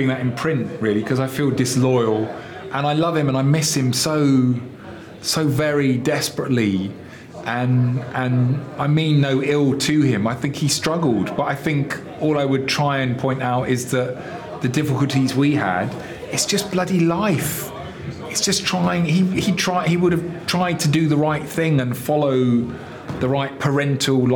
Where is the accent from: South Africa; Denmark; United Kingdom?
United Kingdom; England